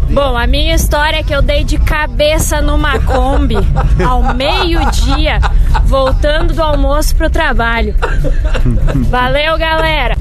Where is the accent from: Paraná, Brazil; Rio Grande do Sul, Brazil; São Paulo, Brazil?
Rio Grande do Sul, Brazil; Santa Maria; Sou de Santa Maria